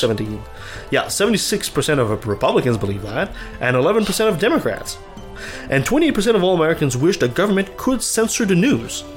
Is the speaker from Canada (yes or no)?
yes; Canada; I'm a Canadian